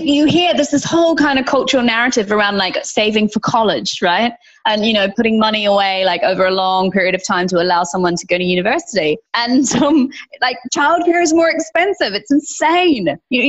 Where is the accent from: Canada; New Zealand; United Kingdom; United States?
New Zealand; Invercargill, Southland; I'm from New Zealand, and I'm from this very small sheep farming town at the very bottom of New Zealand. So it's a little place called Invercargill. And where I grew up, pretty much all my friends came off farms.